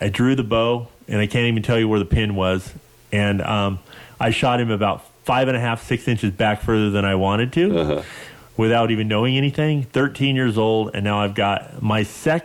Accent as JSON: {"language": "English", "region": "Western United States", "country": "United States", "tie": "born or raised there", "said": "growing up in the Western United States"}